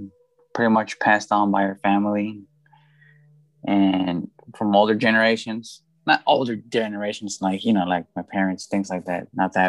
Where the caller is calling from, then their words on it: Guadalajara, Jalisco, Mexico; I am calling from Guadalajara, Mexico.